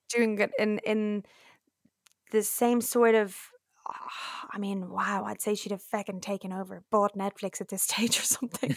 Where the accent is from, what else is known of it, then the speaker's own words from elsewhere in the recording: Dublin, Leinster, Ireland; now in London, United Kingdom; I am Dublin Irish fluent